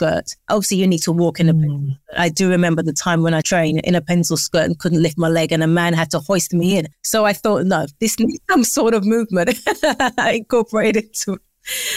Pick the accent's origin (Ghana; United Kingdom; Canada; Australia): United Kingdom; London; I live in London. I'm from London. I'm raised in London.